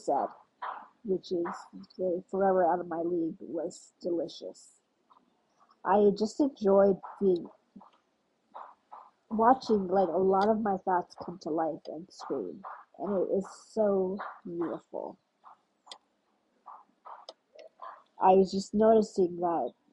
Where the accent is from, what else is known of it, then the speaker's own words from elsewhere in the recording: United States; I'm African American. Yes, I'm Ethiopian American, but I like to prefer saying African American sometimes.